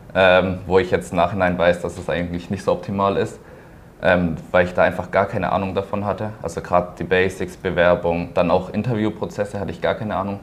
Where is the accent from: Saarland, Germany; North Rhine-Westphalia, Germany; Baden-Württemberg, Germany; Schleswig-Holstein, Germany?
Baden-Württemberg, Germany; Pforzheim; ich komme auch aus Pforzheim, bin dort geboren, ähm, war dort auf einem Wirtschaftsgymnasium